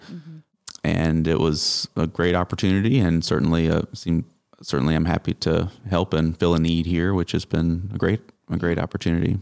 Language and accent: English; Greenville, South Carolina, United States; moved away as an adult; also born or lived in Charleston, South Carolina / Kansas City; now in Tifton, United States; I'm from South Carolina originally, the upstate around Greenville